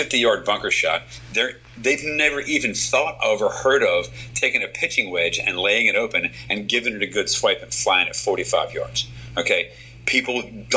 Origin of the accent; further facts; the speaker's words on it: United States; I'm an American